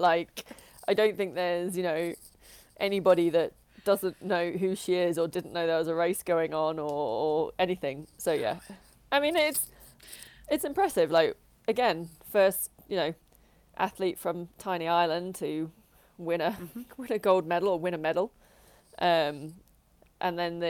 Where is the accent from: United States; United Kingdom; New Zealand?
United Kingdom; I'm British